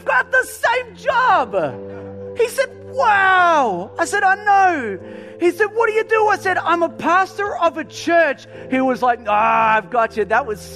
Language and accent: English; Melbourne, Victoria, Australia; I'm from, you know, Melbourne